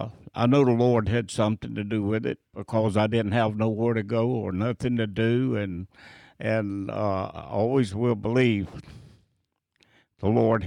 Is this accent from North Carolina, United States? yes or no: yes; North Carolina, United States; Yeah, North Carolin